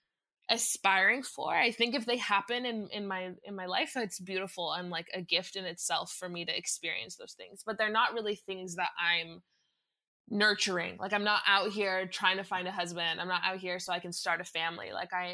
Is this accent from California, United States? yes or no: yes; California, United States; I was born in California. I'm a US citizen, but I'm first generation American.